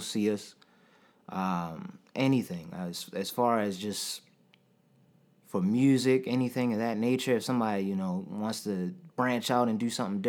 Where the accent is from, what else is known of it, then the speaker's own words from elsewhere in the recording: Baltimore, Maryland, United States; we're from Baltimore, Maryland